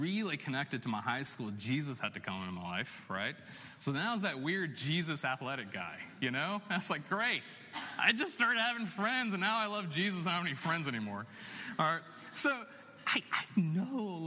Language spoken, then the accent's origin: English; Chapel Hill, North Carolina, United States; I was born and raised in Chapel Hill